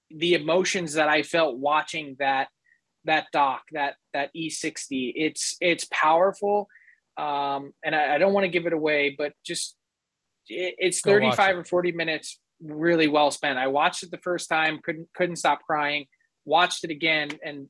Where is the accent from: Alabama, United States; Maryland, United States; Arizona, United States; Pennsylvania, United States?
Pennsylvania, United States; Philadelphia; moved away; being from Philly